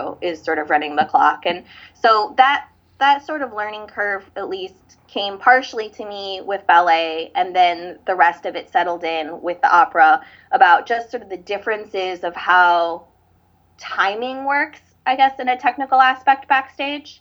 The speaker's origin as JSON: {"language": "English", "town": "St. Louis", "region": "Missouri", "country": "United States", "said": "I'm from St. Louis"}